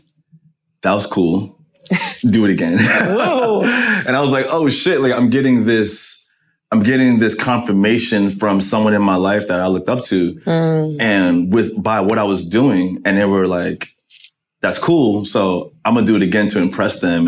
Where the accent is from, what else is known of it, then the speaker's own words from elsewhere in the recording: New York City, New York, United States; as a kid growing up in Jamaica, Queens